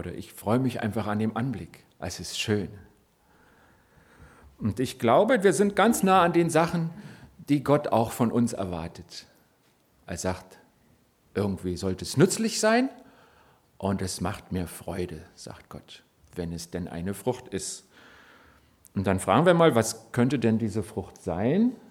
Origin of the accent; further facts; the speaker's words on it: Berlin, Germany; born there; ihr dürft jetzt gerne mir erzählen, ich bin zugereist, geboren in Berlin.